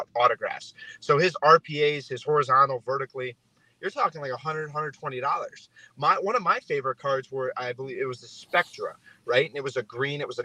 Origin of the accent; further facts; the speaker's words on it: Cleveland, Ohio, United States; moved away; also born or lived in California; I'm originally from Cleveland